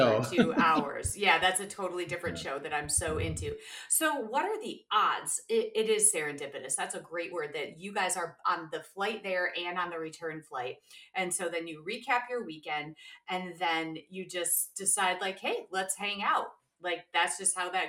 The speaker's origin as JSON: {"language": "English", "town": "Aurora", "region": "Illinois", "country": "United States", "said": "I'm from Aurora"}